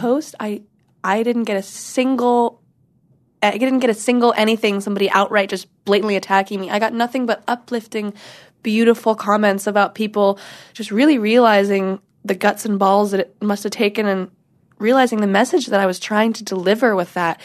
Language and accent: English; Washington, United States; also born or lived in North Carolina / Portland; now in Los Angeles, United States; North Carolina is where I was born. I am from Washington, where I was raised